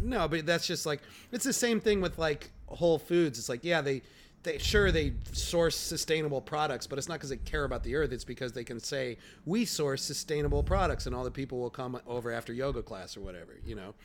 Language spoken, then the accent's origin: English; Chicago, Illinois, United States; now in New York, United States; I'm from Chicago, where Walgreens is a big drug store